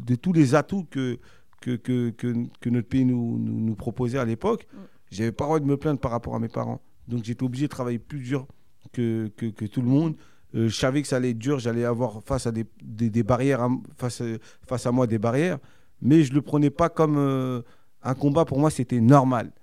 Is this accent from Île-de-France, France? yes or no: yes; Cergy-Pontoise, Île-de-France, France; c'est là où je suis né, c'est là d'où je viens, et c'est là où j'habite encore aujourd'hui